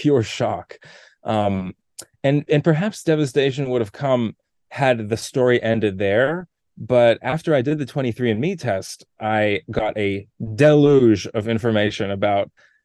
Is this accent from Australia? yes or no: no; Toronto, Ontario, Canada; moved away as an adult; also born or lived in New York / Los Angeles; I grew up in Toronto